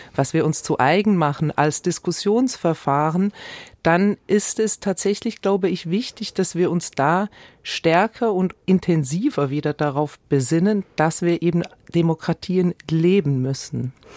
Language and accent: German; Switzerland; ich bin ja als Schweizerin